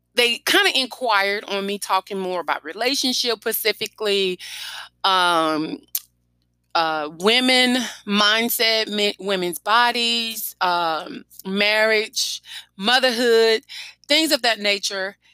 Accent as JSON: {"language": "English", "town": "Baton Rouge", "region": "Louisiana", "country": "United States", "tie": "born or raised there", "said": "my hometown about the coronavirus death toll that have hit us in East Baton Rouge"}